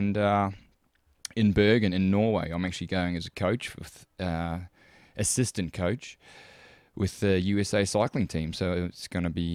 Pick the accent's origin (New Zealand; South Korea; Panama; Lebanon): New Zealand; I'm a Kiwi